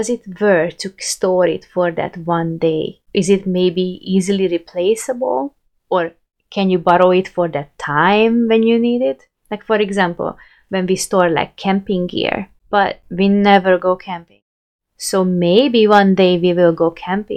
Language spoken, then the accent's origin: English; Hungary; moved away as an adult; I moved from Hungary